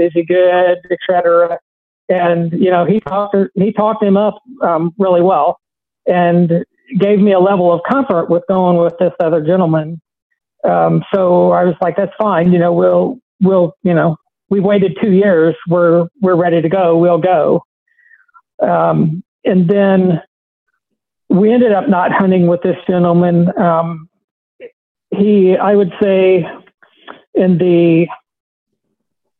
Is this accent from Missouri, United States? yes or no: yes; South Central Missouri, United States; growing up in South Central Missouri